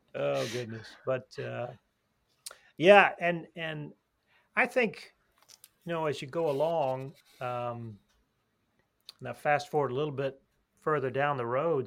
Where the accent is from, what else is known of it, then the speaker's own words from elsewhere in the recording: Alabama, United States; I'm actually I'm from Alabama